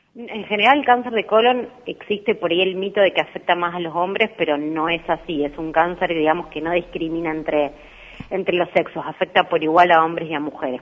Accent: Rosario, Santa Fe, Argentina; moved away; also born or lived in Buenos Aires; yo soy de Rosario

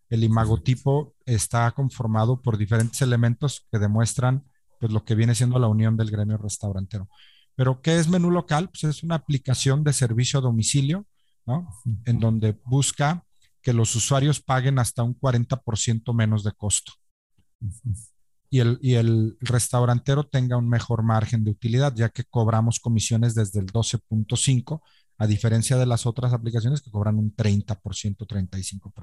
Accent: Mexico; Como, tal como mexicanos somos complicados

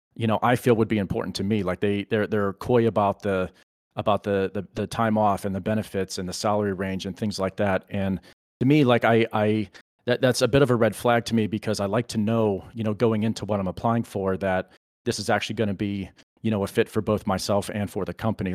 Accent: Pennsylvania, United States; I'm originally from Pennsylvania, and, and I'm still here

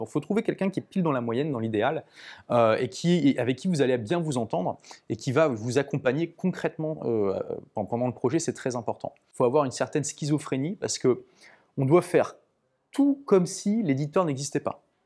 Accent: Lille, Hauts-de-France, France; now in London, United Kingdom; je suis de Lille

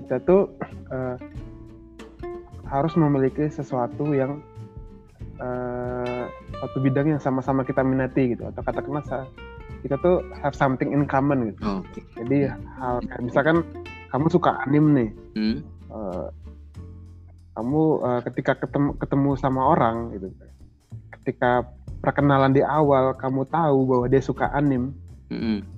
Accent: Maumere, East Nusa Tenggara, Indonesia; now in Yogyakarta, Indonesia; Okay uh, asalku dari Maumere, Flores, Nusa Tenggara Timur. Kalau aktivitasku sekarang, uh, aku kerja sambil kuliah S2 di jurusan perminyakan UPN Veteran Yogyakarta.

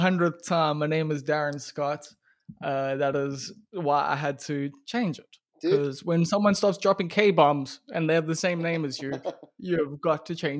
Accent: KwaZulu-Natal, South Africa; first language English; I just grew up English in KwaZulu-Natal. So I know I can net a klein bietjie Afrikaans verstaan

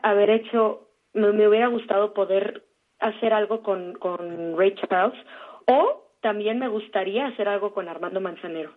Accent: Mazatlán, Sinaloa, Mexico; moved away as an adult; now in Mexico City, Mexico; mi tierra, en mi, en, mi natal Mazatlán, Sinaloa.

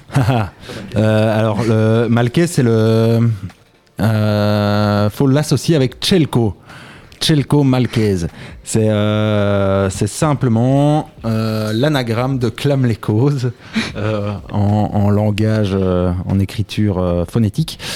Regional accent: Braine-le-Château, Wallonia, Belgium; je viens de Braine-Château, c'est un petit village entre quatre grandes villes.

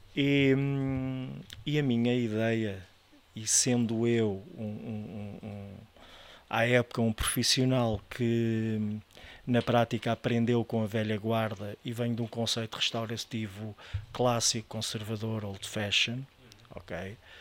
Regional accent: Estoril, Lisbon, Portugal; also born or lived in France / Bali; eu nasci em Lisboa, mas a família da parte da minha mãe foi toda nascida no Estoril e é toda dali

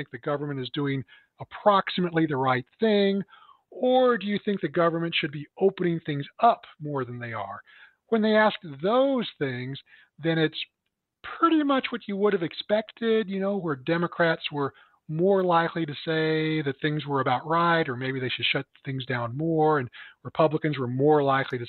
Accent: Phelps County, Missouri, United States; now in St. Louis, United States; my hometown where, you know, in Phelps County

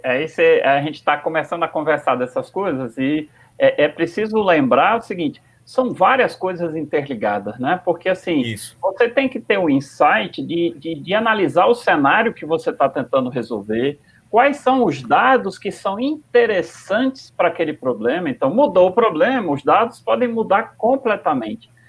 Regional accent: Northeast Region, Brazil; A gente a está aqui em Natal, e, e, muitas vezes a gente se sente menor, menor ainda, porque estamos tá no Nordeste, somos nordestinos

